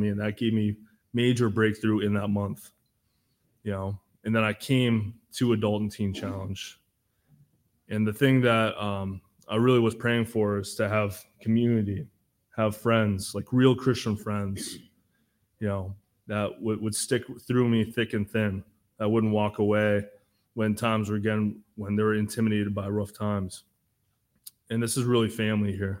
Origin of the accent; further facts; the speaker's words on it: Massachusetts, United States; I'm from Massachusetts